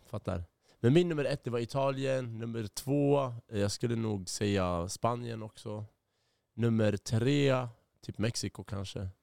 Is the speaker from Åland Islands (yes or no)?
no; Iraq; now in Sweden; jag är från Irak.